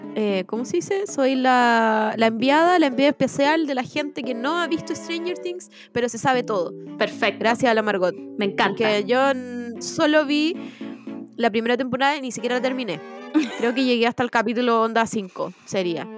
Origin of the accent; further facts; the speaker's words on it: Chile; del acento chileno es que cambiamos las conjugaciones